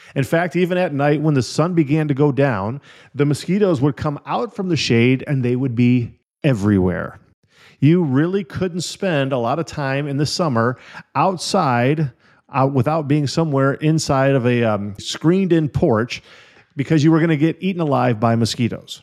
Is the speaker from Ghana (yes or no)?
no; Illinois and Wisconsin, Midwest, United States; moved away; also born or lived in California; When I was a little kid, I grew up in Illinois and Wisconsin.